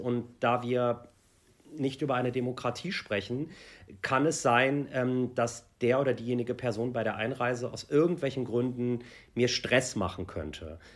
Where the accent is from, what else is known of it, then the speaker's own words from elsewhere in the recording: Germany; ich bin halt ähm, hier aufgewachsen in Deutschland.